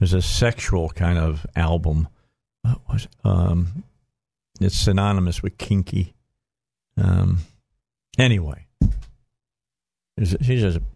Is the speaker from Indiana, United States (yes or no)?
yes; Gary, Indiana, United States; my hometown. It's where I was born, Gary, Indiana